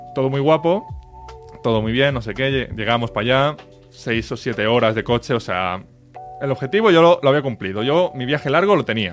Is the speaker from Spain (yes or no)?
yes; Reus, Catalonia, Spain; Más, más para el norte, más para el norte. De, de, de, Tarragona, de Reus